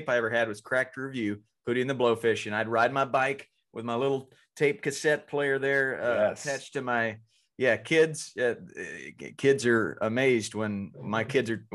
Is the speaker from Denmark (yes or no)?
no; North Carolina, United States; I grew up in North Carolina